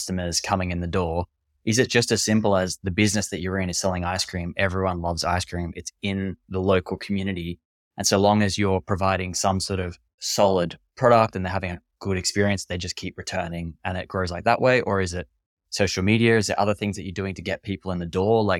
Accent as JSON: {"language": "English", "country": "Australia", "said": "I'm from Australia."}